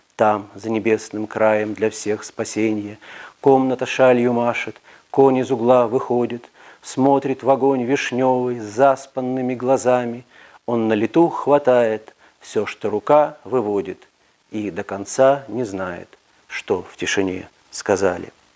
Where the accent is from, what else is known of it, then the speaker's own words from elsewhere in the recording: Minsk, Belarus; Мы все белорусы, минчане